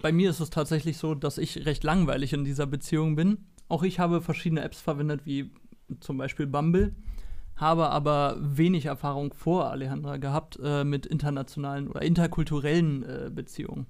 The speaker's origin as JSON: {"language": "German", "region": "Berlin", "country": "Germany", "tie": "born or raised there", "said": "ich komme aus Deutschland, Berlin, habe schon immer hier gewohnt und gelebt"}